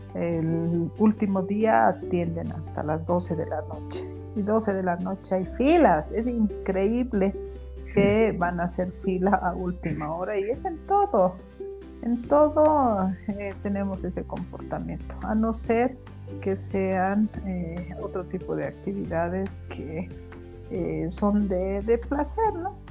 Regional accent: Bolivia; como buenos bolivianos

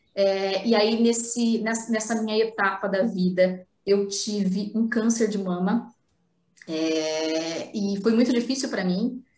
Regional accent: Paraná, Brazil; also born or lived in Ibiporã / Londrina; eu morava numa cidade chamada Ibiporã, porque eu sou do Paraná

